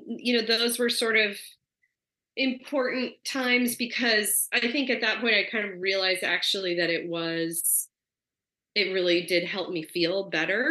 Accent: Portland, Oregon, United States; now in New York City, United States; I grew up in outside of Portland, which is couple hours inland

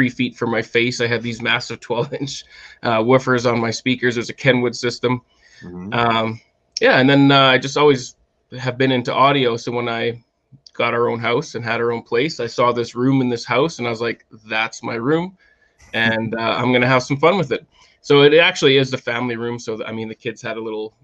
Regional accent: Canada; now in Calgary, Canada; I'm Canadian

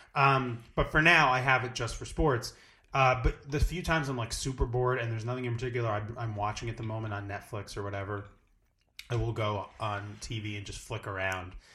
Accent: New Jersey, United States; I'm from, originally from New Jersey. I'm, like, from the shore area

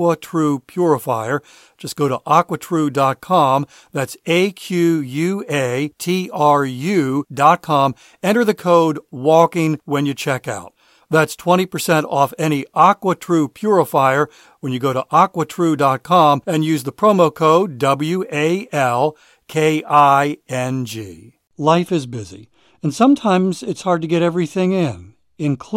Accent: Maryland, United States; I grew up in Maryland, not far from D.C.

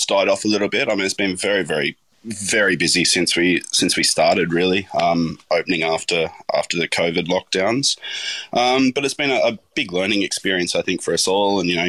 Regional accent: Lord Howe Island, New South Wales, Australia; I mean, I grew up on Lord Howe Island, so it was a pretty idyllic childhood in a lot of ways

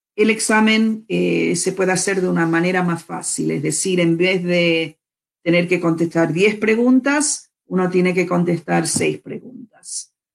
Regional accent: Argentina; now in United States; Yo tengo doble ciudadanía. Yo soy ciudadana de Estados Unidos y también de la Argentina

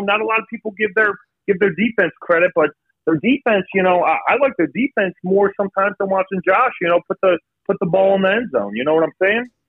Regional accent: Buffalo, New York, United States; now in Florence, United States; we are from Buffalo, New York

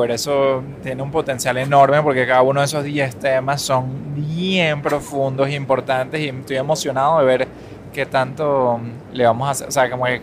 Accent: Venezuela; accent: Venezuelan

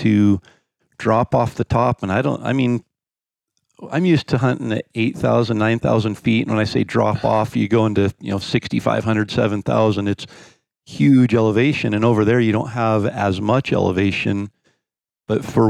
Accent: North Idaho, United States; I grew up in North Idaho

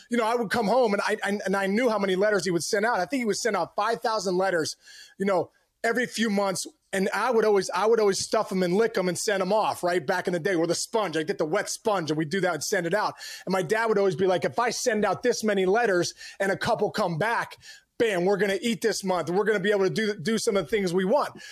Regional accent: Upper St. Clair, Pennsylvania, United States; I'm from Pittsburgh, and, you know, a suburb called Upper Saint Clair

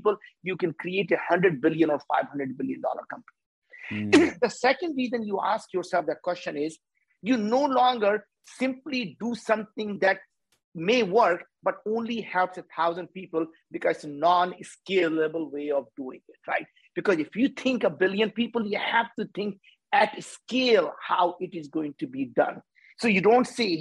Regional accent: India; As Indians

